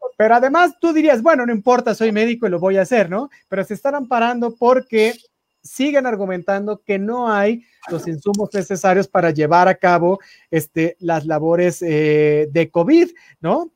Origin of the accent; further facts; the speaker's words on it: Mexico; nosotros como mexicanos